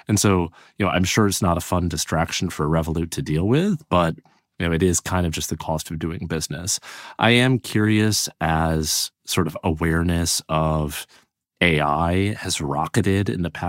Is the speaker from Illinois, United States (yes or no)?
yes; Illinois, United States; even though I am originally from Illinois